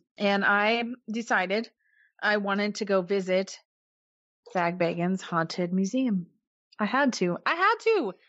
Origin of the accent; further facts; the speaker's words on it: Kansas City, United States; we're from Kansas City.